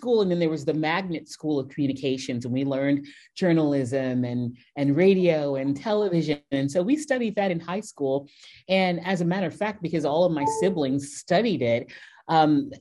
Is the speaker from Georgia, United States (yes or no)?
no; Houston, Texas, United States; moved away as an adult; also born or lived in New York / San Diego; I grew up singing and performing around my hometown of Houston